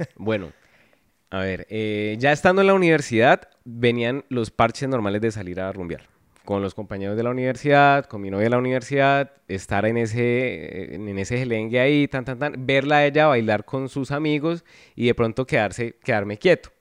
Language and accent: Spanish; Palmira, Valle del Cauca, Colombia; moved away as an adult; now in Cali, Colombia; yo crecí en Palmira. Yo llevo eh, va a cumplir 11 años acá en Cali